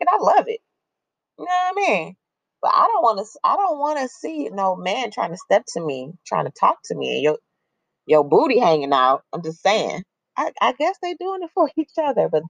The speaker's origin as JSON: {"language": "English", "town": "Chicago", "region": "Illinois", "country": "United States", "tie": "born or raised there", "said": "growing up in Chicago, in different places, you, you up around different men and being Latina"}